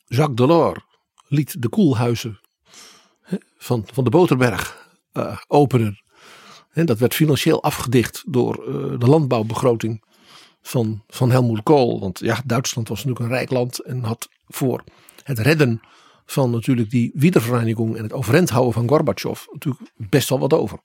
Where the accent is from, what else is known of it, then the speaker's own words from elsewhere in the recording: Netherlands; Wij als Hollanders